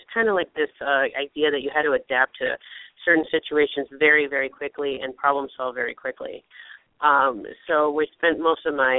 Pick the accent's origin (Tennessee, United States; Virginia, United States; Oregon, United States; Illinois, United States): Illinois, United States; Chicago; I grew up on the south side of Chicago.